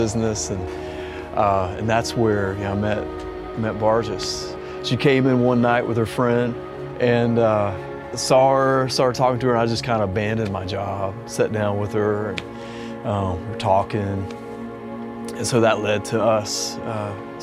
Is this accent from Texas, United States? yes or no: no; Ocean Isle Beach, North Carolina, United States; I was born in North Carolina, grew up on the coast in Ocean Isle Beach